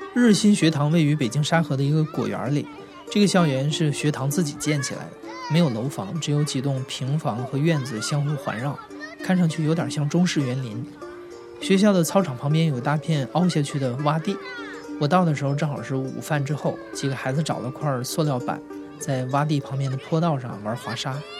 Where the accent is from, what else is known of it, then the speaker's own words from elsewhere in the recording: Northeast China, China; now in Beijing, China; 我来自东北的一个小地方，我上学的那会儿自诩也算是个成绩还可以的学生了吧，即使是这样，我也是在体罚中混大的。我现在在北京生活